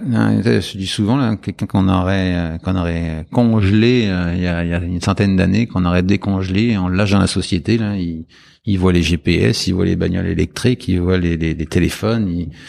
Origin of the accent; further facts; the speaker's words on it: France; moved away as an adult; en tant que Français